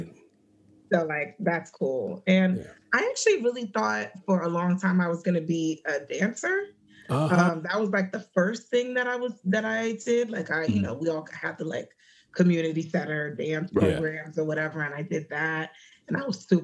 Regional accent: New York City, New York, United States; also born or lived in Hershey, Pennsylvania / Ohio; I was born and raised in Washington Heights, where I still live

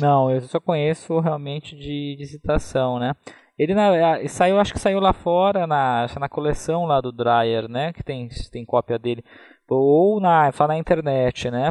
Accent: Taubaté, São Paulo, Brazil; Eu sou do interior de São Paulo, sou de Taubaté, né, que é no Vale do Paraíba

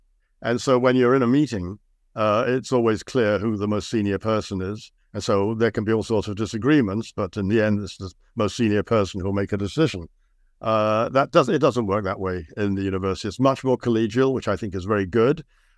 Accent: London, United Kingdom; moved away as an adult; now in Canada; I came over to Canada from Britain to study at UBC, and I was really struck by how beautiful the environment was. I had grown up in London, a London suburb in the UK, so the contrast was enormous.

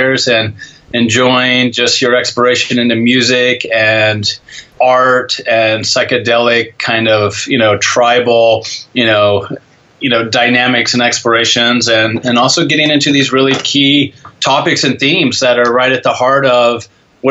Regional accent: Coos Bay, Oregon, United States; also born or lived in Portland, Oregon; When I was growing up in Coos Bay, Oregon

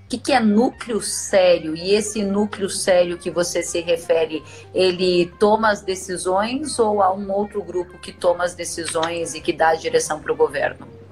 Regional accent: Uruguaiana, Rio Grande do Sul, Brazil; gente de Uruguaiana, Rio Grande do Sul, minha terra

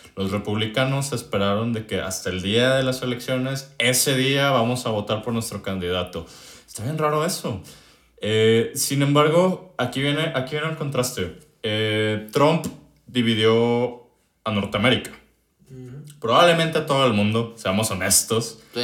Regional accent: Mexico

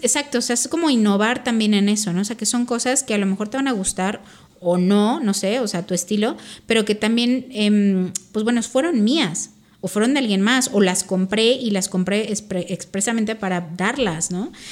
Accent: Mexico; also born or lived in Spain; nosotros a lo mejor como como como mexicanos

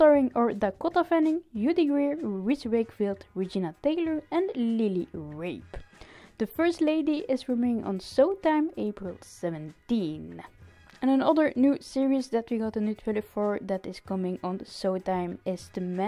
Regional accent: Ostend, Flanders, Belgium; here in Ostend in my hometown

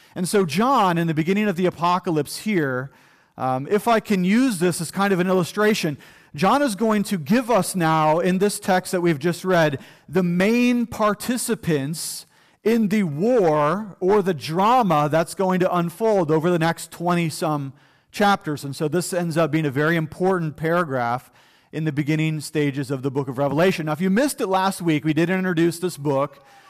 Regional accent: United States; as American people

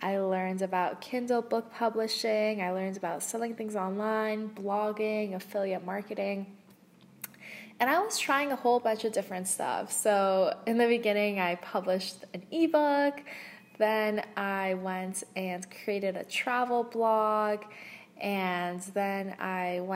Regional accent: Canada; also born or lived in West Coast, Canada / East Coast, Canada; now in Ottawa, Canada; I'm from Canada. So I lived on the West Coast, I've lived on the East Coast, I'm currently in Ottawa

